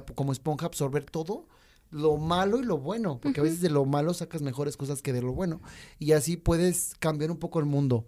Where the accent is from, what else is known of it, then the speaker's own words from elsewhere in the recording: Mexico; also born or lived in Chile; esta ciudad hermosa donde yo nací